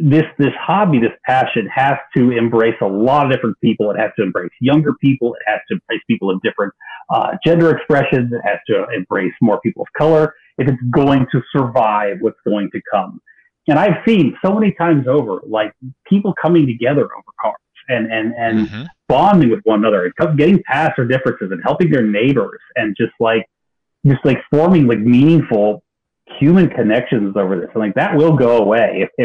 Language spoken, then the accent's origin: English; Texas, United States; I grew up in Texas